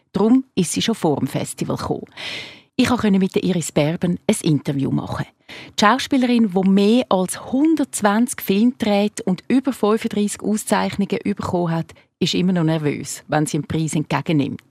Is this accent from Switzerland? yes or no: yes; Switzerland; bei uns in der Schweiz